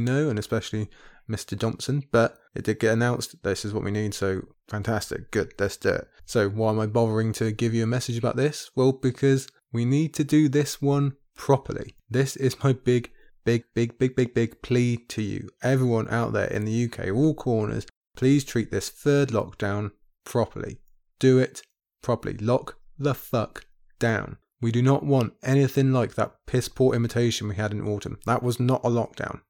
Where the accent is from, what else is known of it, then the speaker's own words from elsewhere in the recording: United Kingdom; my home country over here in the U K